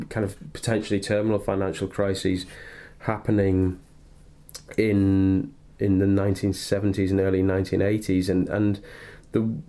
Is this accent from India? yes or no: no; Darlington, North East England, United Kingdom; I'm from Darlington, but from the northeast anyway